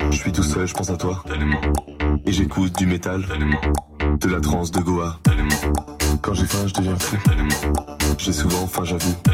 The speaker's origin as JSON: {"language": "French", "country": "Romania", "tie": "born or raised there", "also_born_or_lived": "Morocco", "said": "j'ai grandi en Roumanie euh, et au Maroc."}